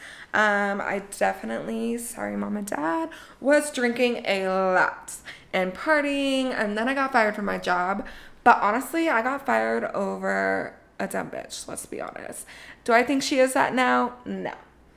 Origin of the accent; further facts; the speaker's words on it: Colorado, United States; I grew up in Colorado